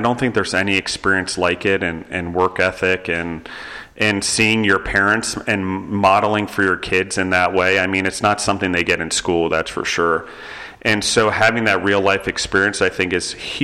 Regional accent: East Coast, United States; moved away; also born or lived in New York City; growing up on the East Coast

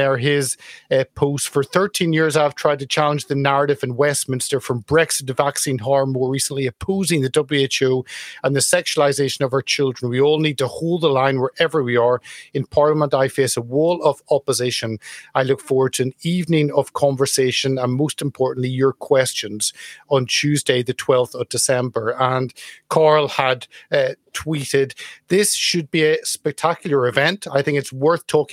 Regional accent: Ireland; growing up in Ireland in the 80s, end of the 70s, all the 80s

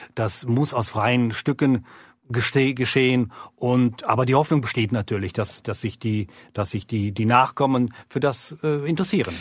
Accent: Gütersloh, North Rhine-Westphalia, Germany; moved away as an adult; also born or lived in Bern, Switzerland; now in Lake Biel, Switzerland; eigentlich gebürtig in Gütersloh, Deutschland

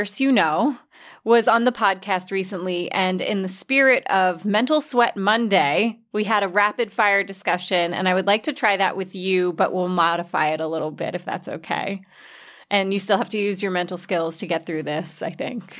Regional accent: New York City, New York, United States; I grew up in New York City

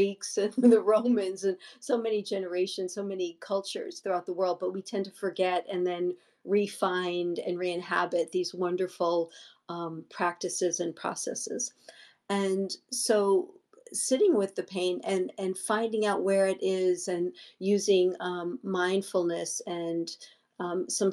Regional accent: New York, United States; now in Los Angeles, United States; I was brought up in New York before I moved

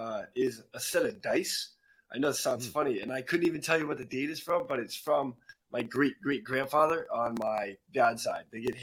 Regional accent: Massachusetts, United States; now in California, United States; I'm from Massachusetts

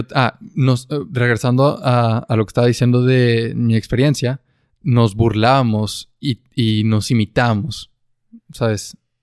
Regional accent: northern Mexico, Mexico; accent: northern Mexican; … y yo tenemos un acento mexicano del norte

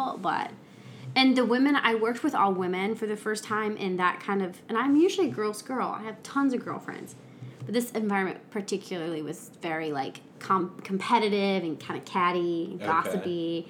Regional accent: Illinois, United States; moved away as an adult; also born or lived in St. Louis / Oklahoma; I grew up in Illinois.

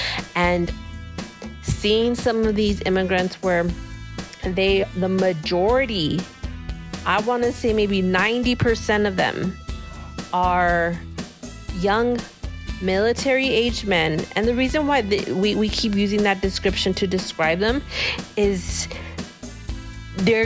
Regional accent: El Paso, Texas, United States; I grew up in El Paso, going to Juarez

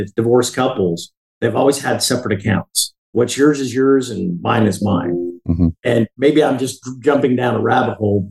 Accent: Heber City, Utah, United States; The little town I grew up in Heber City

